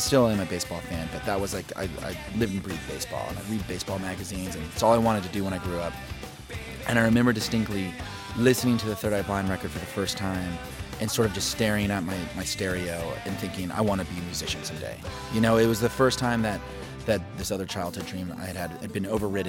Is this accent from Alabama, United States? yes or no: no; Oklahoma City, Oklahoma, United States; also born or lived in Lubbock, Texas / Detroit, Michigan / Tulsa, Oklahoma; I was born in Lubbock, Texas, and then my family moved to Detroit, Michigan, and then we moved to Tulsa, Oklahoma, and then to Oklahoma City.